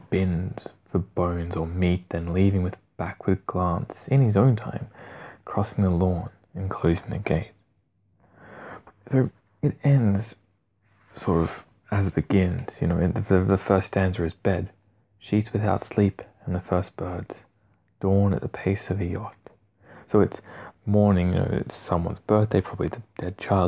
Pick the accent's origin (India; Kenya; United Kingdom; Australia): Australia; accent: Australian; with my Australian accent